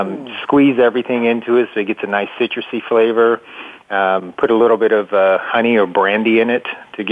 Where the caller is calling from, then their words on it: Tampa, Florida, United States; Okay, so I am in Tampa, Florida, where it's a nice sunny